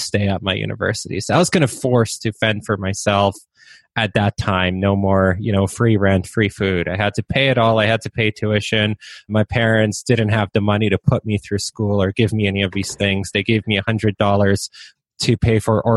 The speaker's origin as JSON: {"language": "English", "town": "Waterloo", "region": "Ontario", "country": "Canada", "tie": "born or raised there", "also_born_or_lived": "Poland", "first_language": "Polish", "second_language": "English", "said": "I grew up in Waterloo, Ontario, which is like Canada's version of Silicon Valley"}